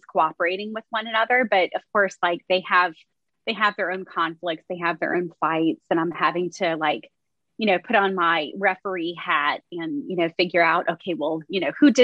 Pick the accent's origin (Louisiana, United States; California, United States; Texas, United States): Louisiana, United States; Baton Rouge; also born or lived in Alexandria, Louisiana; we moved back down to my hometown, which is Baton Rouge, Louisiana